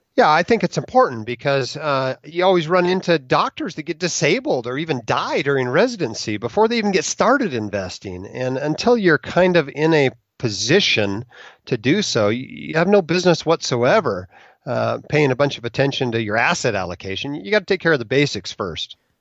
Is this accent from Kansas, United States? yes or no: no; Alaska, United States; moved away as an adult; also born or lived in Utah; I went from Alaska, where I grew up, to Utah, where I went to Brigham Young University